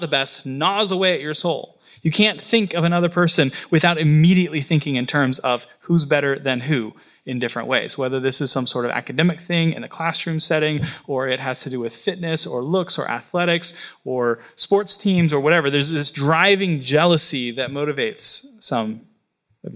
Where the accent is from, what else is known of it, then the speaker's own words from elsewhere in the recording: Florida, United States; now in New York, United States; My hometown that I grew up